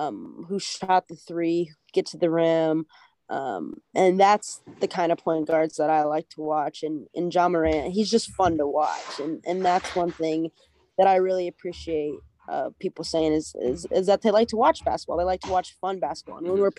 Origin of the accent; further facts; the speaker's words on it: Des Moines, Iowa, United States; I like playing at Drake only because it's my hometown